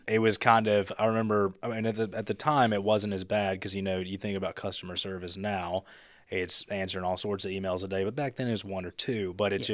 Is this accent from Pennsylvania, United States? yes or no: no; Memphis, Tennessee, United States; now in Chattanooga, United States; I'm from Memphis, so we didn't have any mountains